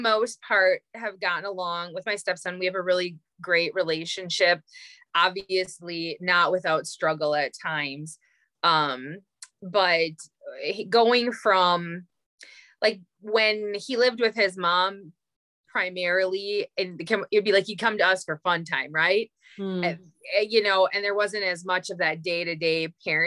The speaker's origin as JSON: {"language": "English", "town": "Green Bay", "region": "Wisconsin", "country": "United States", "tie": "born or raised there", "also_born_or_lived": "Upper Peninsula, Michigan", "moved": "as an adult", "lives_now": "Upper Peninsula of Michigan, United States", "said": "I'm a couple hours north of my hometown of Green Bay, Wisconsin. That's where I grew up."}